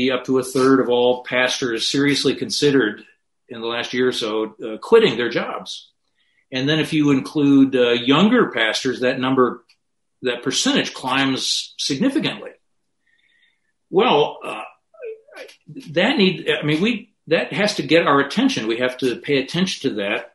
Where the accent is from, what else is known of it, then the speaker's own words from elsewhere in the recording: Grand Rapids, Michigan, United States; which is in my hometown